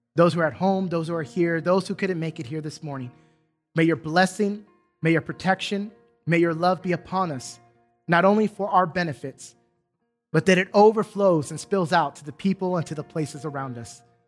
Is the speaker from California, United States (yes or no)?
yes; San Diego, California, United States; now in Duncanville, United States; I specifically could read graffiti in my hometown